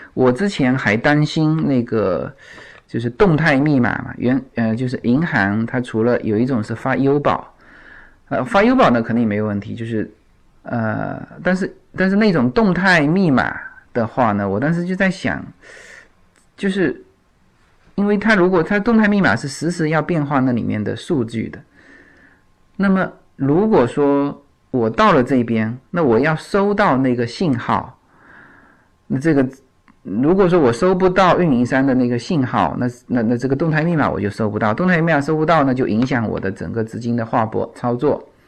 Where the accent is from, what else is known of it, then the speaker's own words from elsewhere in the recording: China; now in United States; 我说来自China